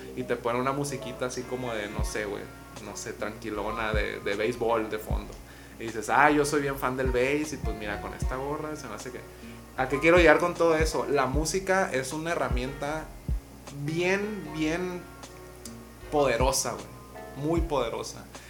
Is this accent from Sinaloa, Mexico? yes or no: yes; Mazatlán, Sinaloa, Mexico; soy de Mazatlán